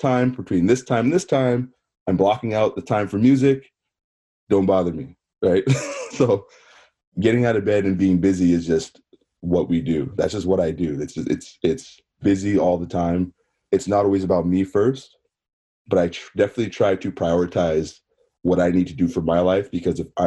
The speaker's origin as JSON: {"language": "English", "town": "Barrie", "region": "Ontario", "country": "Canada", "tie": "born or raised there", "also_born_or_lived": "Lindsay, Ontario / United States", "said": "I spent most of my life in Barrie. I grew up in Barrie"}